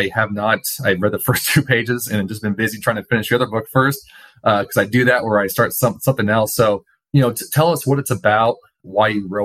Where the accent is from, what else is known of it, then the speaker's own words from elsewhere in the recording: Portland, United States; living and growing up in Portland